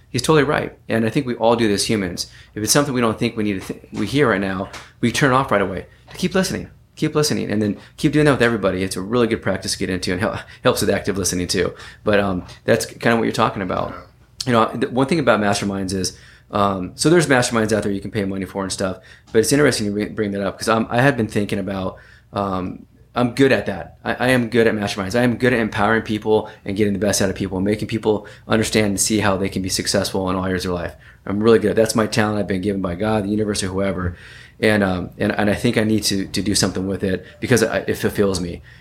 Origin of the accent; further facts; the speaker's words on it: California, United States; born there; so I was uh, I was born in Northern California